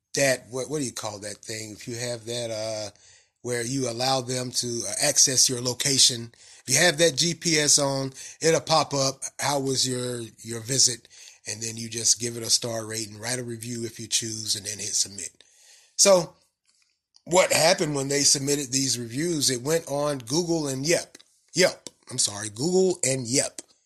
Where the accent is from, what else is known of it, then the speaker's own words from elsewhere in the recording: the South, United States; accent: country, southern; my country accent or southern accent